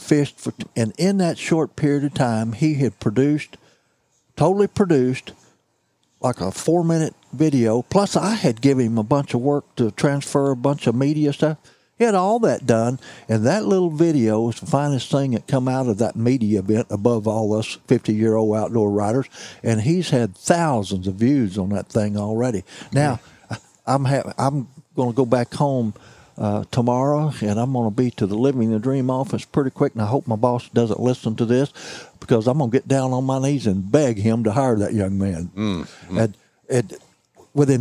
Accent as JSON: {"language": "English", "area": "Mississippi County", "region": "Missouri", "country": "United States", "tie": "born or raised there", "said": "I was raised in Mississippi County, Missouri"}